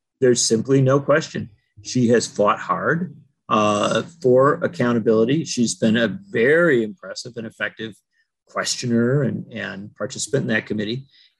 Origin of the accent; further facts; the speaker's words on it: Madison, Wisconsin, United States; Liz Cheney was born in Madison, Wisconsin, my hometown